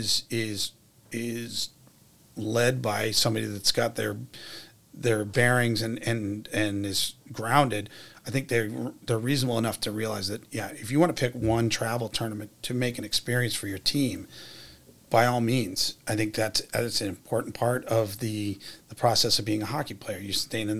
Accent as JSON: {"language": "English", "town": "Washington", "region": "District of Columbia", "country": "United States", "tie": "born or raised there", "moved": "as an adult", "lives_now": "Worcester, United States", "said": "I'm from Washington, D.C. When I was growing up"}